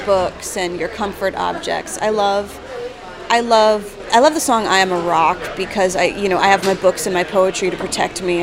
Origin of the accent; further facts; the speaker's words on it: New Jersey, United States; moved away; I'm from New Jersey.